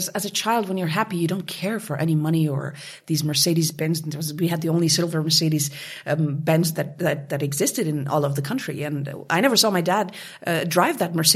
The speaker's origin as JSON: {"language": "English", "region": "Kabul", "country": "Afghanistan", "tie": "born or raised there", "said": "as a child uh, growing up in Kabul, regardless of the financial comforts and privileges, I had the most beautiful childhood a kid could ever ever dream of, and that is because in Afghanistan at that time, everyone was happy"}